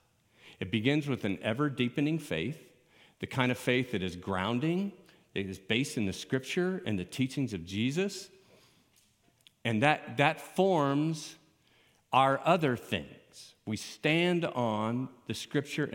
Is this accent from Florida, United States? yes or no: yes; Miami, Florida, United States; moved away as an adult; also born or lived in Colorado; I grew up in Miami